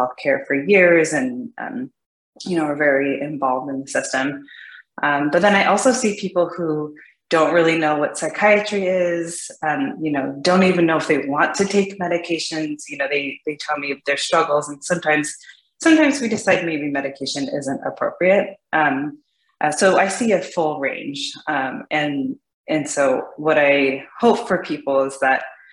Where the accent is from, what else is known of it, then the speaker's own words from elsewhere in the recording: California, United States; moved away as an adult; now in Seattle, United States; Originally I'm from California